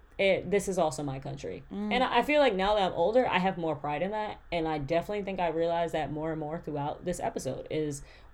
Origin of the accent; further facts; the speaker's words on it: United States; I am black, but because I am African American